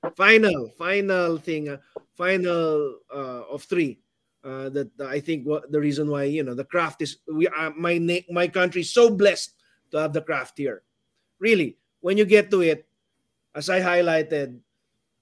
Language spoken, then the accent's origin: English; Batangas, Calabarzon, Philippines; from the great province of Batangas